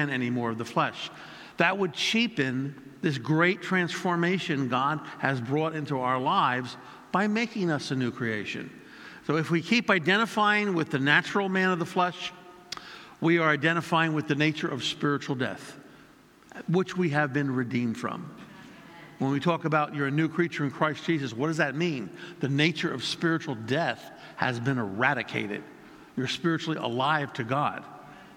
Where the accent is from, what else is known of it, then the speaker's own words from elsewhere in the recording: United States; I'm second generation born in America